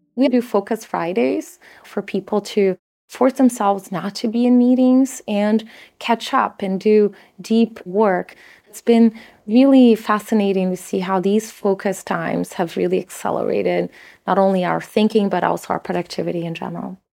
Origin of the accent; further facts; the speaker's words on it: São Paulo, Brazil; moved away; My family just didn't have a lot growing up in Sao Paulo in Brazil